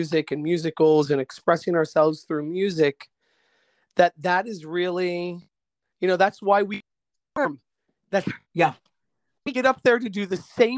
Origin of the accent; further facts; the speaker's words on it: Altoona, Pennsylvania, United States; moved away as an adult; now in Middleburg, United States; growing up in Altoona, Pennsylvania, which was this blue-collar railroad town in the 1970s.